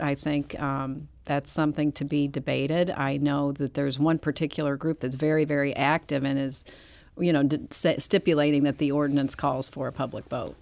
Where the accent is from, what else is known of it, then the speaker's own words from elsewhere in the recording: Manchester, Missouri, United States; I grew up in Manchester